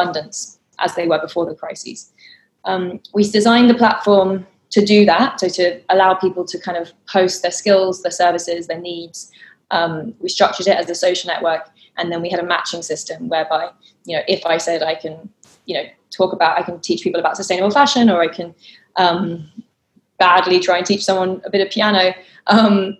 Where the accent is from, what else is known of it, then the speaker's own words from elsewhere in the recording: London, United Kingdom; I grew up growing up in London in quite a community deprived area where you didn't know your neighbours